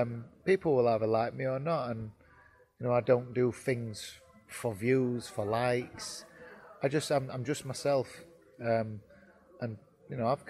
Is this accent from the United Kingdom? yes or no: yes; Yorkshire and the Humber, United Kingdom; I'm a Yorkshireman, plain speaking